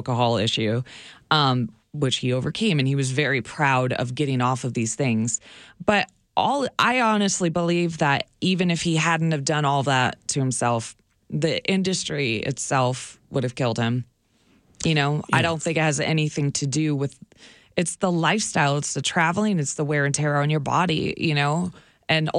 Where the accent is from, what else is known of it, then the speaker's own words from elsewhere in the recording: Hillsboro, Oregon, United States; I grew up in Hillsboro, Oregon, outside of Portland, Oregon.